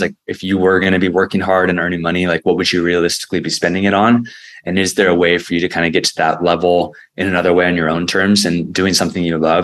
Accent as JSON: {"language": "English", "town": "San Diego", "region": "California", "country": "United States", "tie": "born or raised there", "said": "my hometown"}